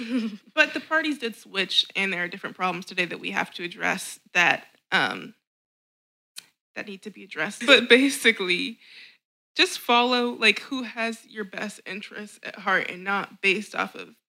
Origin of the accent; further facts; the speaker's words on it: Alabama, United States; I'm from Alabama.